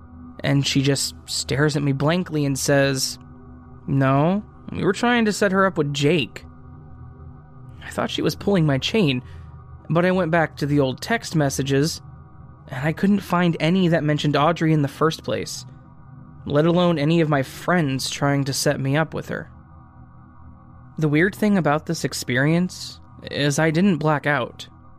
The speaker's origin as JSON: {"language": "English", "region": "Alabama", "country": "United States", "tie": "born or raised there", "said": "I grew up in a small town with a Winn-Dixie and a Walmart. I've never heard of Publix, because I'm from Alabama."}